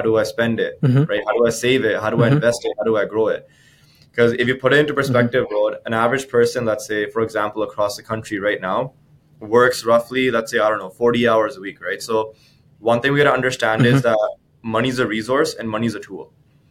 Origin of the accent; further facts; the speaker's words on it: Abbotsford, British Columbia, Canada; I'm actually from Abbotsford, BC. For those of you guys listening that don't know where that is, that's a small town just outside of Vancouver. Born and raised